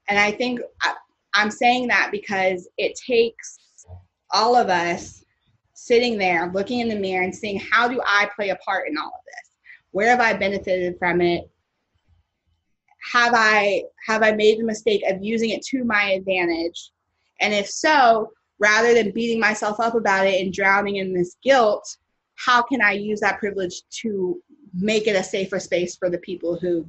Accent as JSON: {"language": "English", "region": "the South", "country": "United States", "lives_now": "Los Angeles, United States", "said": "I'm from the South, and I always joke with my roommate Nakia that I kind of miss Southern racism"}